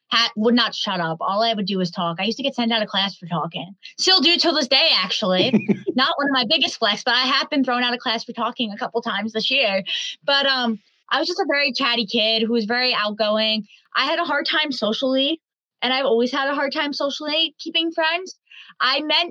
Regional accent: Huntington, New York, United States; also born or lived in Northport, New York; I was born on August 5th, 2004 in Huntington, I think in Huntington Hospital. I was born somewhere in New York

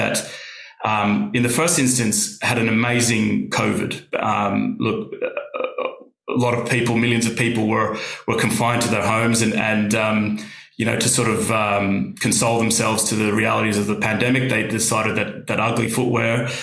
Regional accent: Australia; now in United Kingdom; I'm Australian

